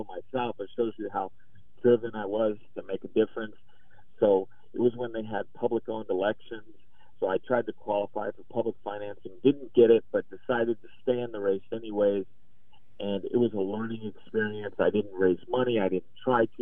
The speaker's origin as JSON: {"language": "English", "region": "Idaho", "country": "United States", "said": "here in my home state"}